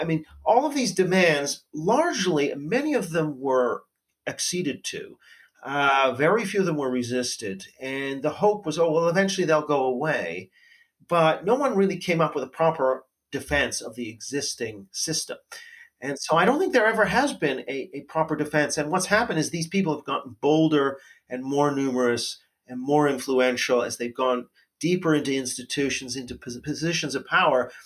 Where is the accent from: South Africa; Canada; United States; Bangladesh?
Canada; as a Canadian